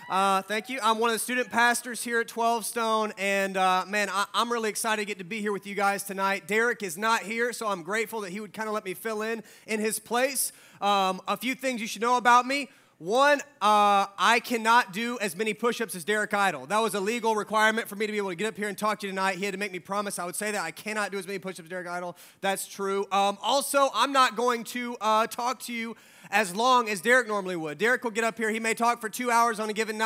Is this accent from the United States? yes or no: yes; Georgia, United States; I was born in Georgia